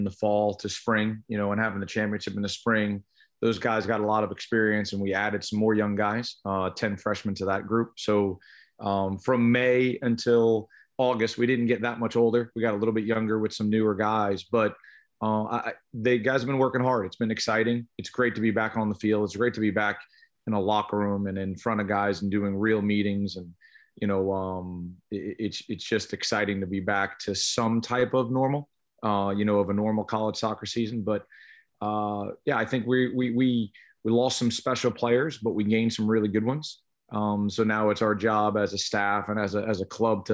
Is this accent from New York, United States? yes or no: yes; East Islip, New York, United States; I grew up on Long Island in New York, East Islip High School